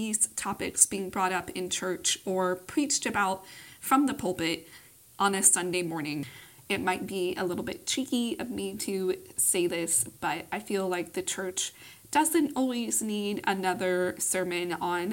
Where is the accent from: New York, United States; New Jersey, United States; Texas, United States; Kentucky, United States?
Texas, United States; Austin; I grew up in the conservative South. I currently live in my hometown of Austin, Texas